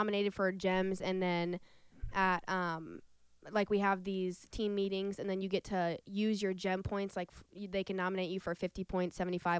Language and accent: English; Council Bluffs, Iowa, United States; also born or lived in Glenwood, Iowa / Omaha, Nebraska; I went to Glenwood from 8th grade to senior year, but I was from, like, Council Bluffs before